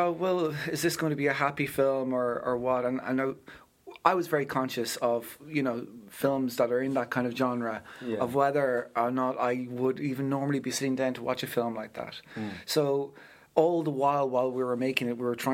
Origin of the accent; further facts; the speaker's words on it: Ardee, County Louth, Ireland; I grew up at Ruth in my hometown of RD, County Loud.